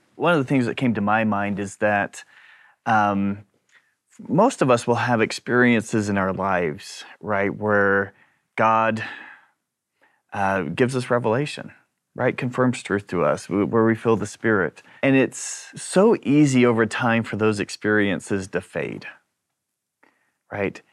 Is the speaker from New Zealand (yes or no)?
yes; New Zealand; now in Brisbane, Australia; I was born and raised in New Zealand, but now I live in Brisbane